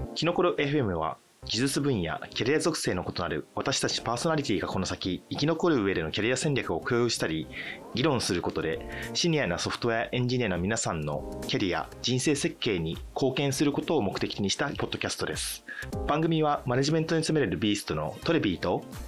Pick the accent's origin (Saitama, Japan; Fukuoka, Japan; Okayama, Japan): Fukuoka, Japan; moved away as an adult; 福岡ですね九州の方の出身ですとで、生まれて、就職するまで24か5ぐらいまではずっと福岡に住んでました